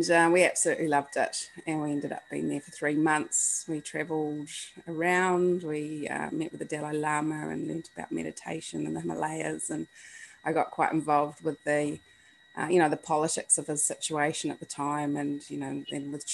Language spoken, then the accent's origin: English; New Zealand; I was brought up in New Zealand and it's the bottom of the world, and you kind of get the sense growing up in New Zealand